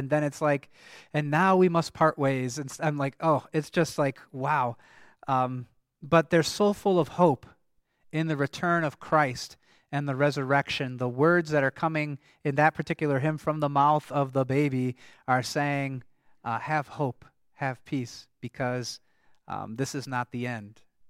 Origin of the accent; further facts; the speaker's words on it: Michigan, United States; And actually, in the congregation I grew up in Michigan, they still used this hymnal. They had a German service until I was in high school.